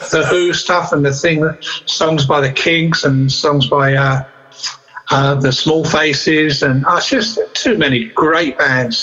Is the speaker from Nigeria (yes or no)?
no; Southend-on-Sea, East of England, United Kingdom; a place called Essex in England, which is uh, a place called Southend on Sea in Essex